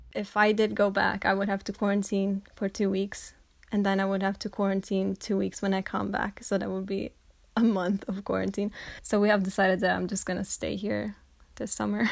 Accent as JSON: {"language": "English", "town": "Sirmione", "region": "Lombardy", "country": "Italy", "moved": "as an adult", "lives_now": "Scotland", "said": "I'm from Italy, but I study right now in Scotland"}